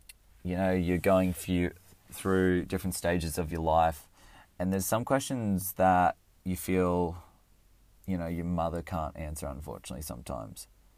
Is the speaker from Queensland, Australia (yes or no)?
no; Canberra, Australian Capital Territory, Australia; born there; I was born in Canberra, in the ACT in Australia. I lived there for a few years.